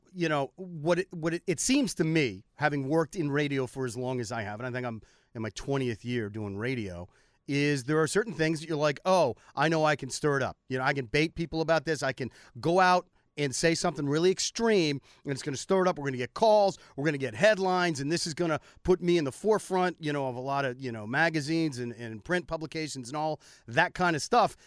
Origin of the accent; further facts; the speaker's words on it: United States; I'm an American